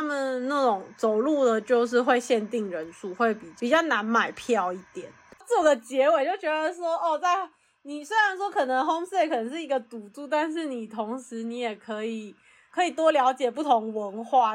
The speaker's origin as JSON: {"language": "Chinese", "country": "Taiwan", "tie": "born or raised there", "moved": "as an adult", "lives_now": "United States", "said": "像我们就在台湾长大"}